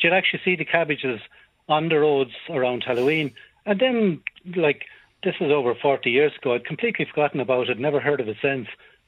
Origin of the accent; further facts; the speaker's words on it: North Roscommon, Connacht, Ireland; I grew up in North Roscommon.